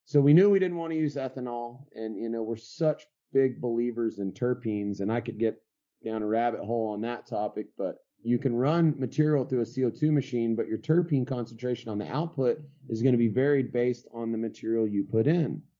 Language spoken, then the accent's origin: English; West Texas, United States; also born or lived in California / Colorado; now in Dripping Springs, United States; Born and raised in West Texas, uh, pretty much grew up in a ranch type environment